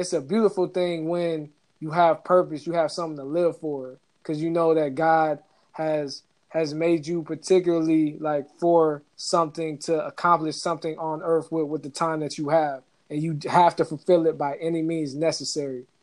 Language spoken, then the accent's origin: English; Atlanta, Georgia, United States; Atlanta, my hometown